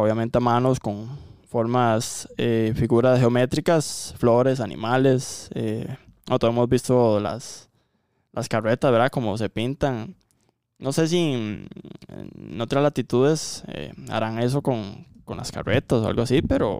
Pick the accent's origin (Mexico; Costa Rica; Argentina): Costa Rica; aquí en Costa Rica